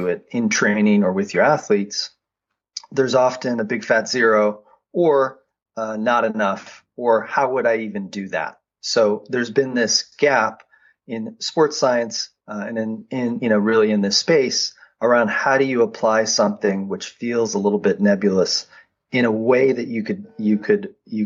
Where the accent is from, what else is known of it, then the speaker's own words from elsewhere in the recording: Boulder, Colorado, United States; I grew up in Boulder, Colorado, worked my way up to an elite level in cycling